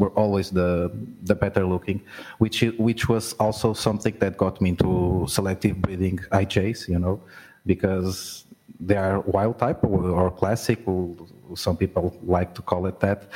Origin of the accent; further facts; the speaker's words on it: Portugal; I'm from Portugal